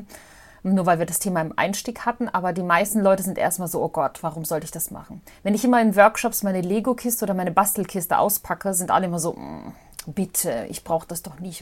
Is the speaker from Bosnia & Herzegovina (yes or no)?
yes; Mostar, Bosnia & Herzegovina; now in Germany; in Mostar, in Bosnien-Herzegowina, da wo ich auch ursprünglich herkomme